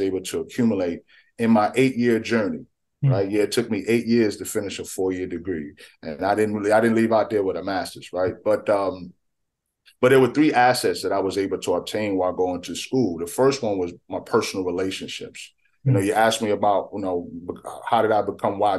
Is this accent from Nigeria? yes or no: no; New York City, New York, United States; moved away as an adult; also born or lived in Richmond, Virginia; I'm a native of the Bronx, New York. I grew up in a single parent home.